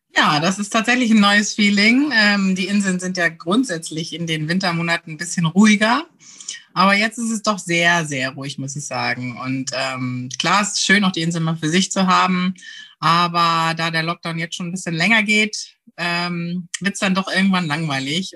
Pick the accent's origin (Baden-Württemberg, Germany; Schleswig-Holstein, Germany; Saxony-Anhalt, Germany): Schleswig-Holstein, Germany; Heide; moved away as an adult; also born or lived in Friedrichstadt; now in Amrum, Germany; komme gebürtig aus Dithmarschen und bin in Heide geboren, dort zur Schule gegangen